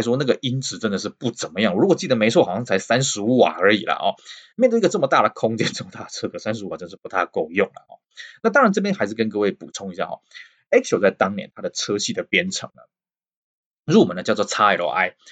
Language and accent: Chinese; Taiwan; 我们台湾人